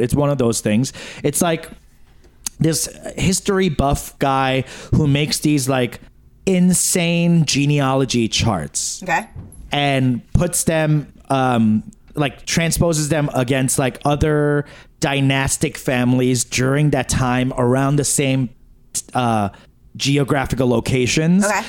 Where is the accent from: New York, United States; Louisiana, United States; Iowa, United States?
New York, United States; it's just how I was raised in New York.